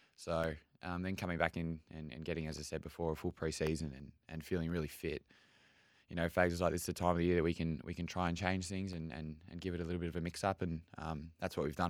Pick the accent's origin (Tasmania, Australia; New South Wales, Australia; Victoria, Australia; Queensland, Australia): Victoria, Australia; Melbourne; now in Brisbane, Australia; growing up in Melbourne